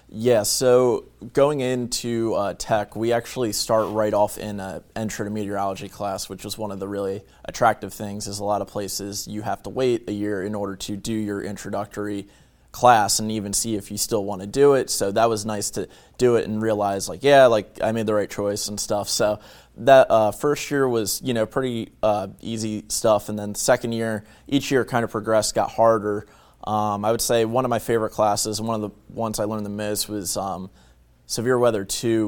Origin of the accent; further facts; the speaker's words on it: Bear, Delaware, United States; moved away as an adult; also born or lived in Virginia Tech (Blacksburg, Virginia); now in Salisbury, United States; I'm from, uh, Bear, Delaware, which is basically from uni-, or near the University of Delaware